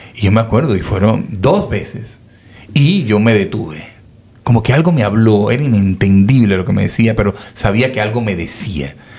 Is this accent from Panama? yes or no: yes; Panama; yo soy panameño